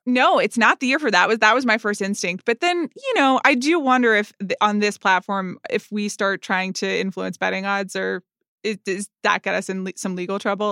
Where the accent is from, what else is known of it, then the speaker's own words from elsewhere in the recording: United States; I'm an American